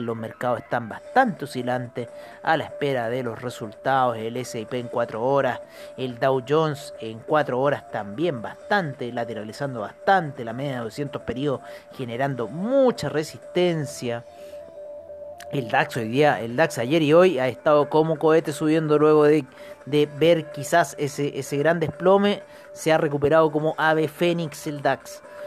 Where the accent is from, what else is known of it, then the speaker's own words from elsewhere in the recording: Chile; nosotros como chilenos